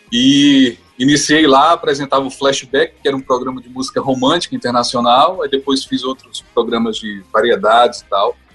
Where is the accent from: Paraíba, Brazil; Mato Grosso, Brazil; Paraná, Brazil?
Paraíba, Brazil; Campina Grande; also born or lived in Natal; Eu nasci em Natal, mas a minha família é de Campina Grande. Meus pais são de Campina Grande, fui criado em Campina Grande.